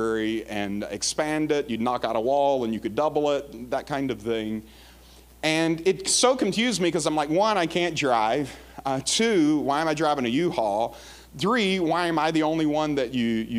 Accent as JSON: {"language": "English", "town": "Jackson", "region": "Mississippi", "country": "United States", "tie": "born or raised there", "said": "I'm from Jackson, Mississippi"}